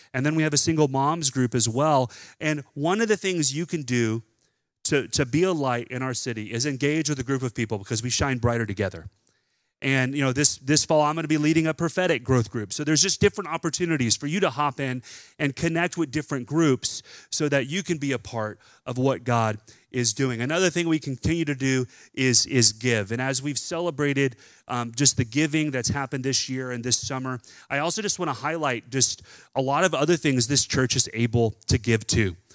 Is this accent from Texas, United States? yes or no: yes; Texas, United States; growing up in Texas